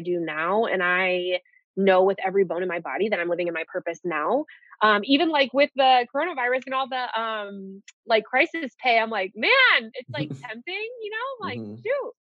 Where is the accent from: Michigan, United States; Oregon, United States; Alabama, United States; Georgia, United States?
Michigan, United States; Detroit; moved away as an adult; also born or lived in Colorado; I'm from Detroit